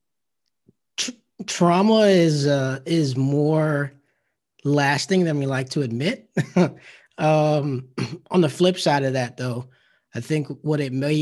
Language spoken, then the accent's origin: English; the American South, United States; growing up in the South